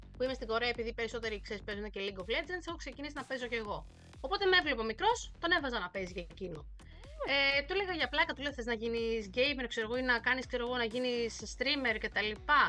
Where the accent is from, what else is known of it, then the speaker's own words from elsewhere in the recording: Greece; moved away as an adult; also born or lived in Thessaloniki, Greece; now in Seoul, South Korea; του λέω από Ελλάδα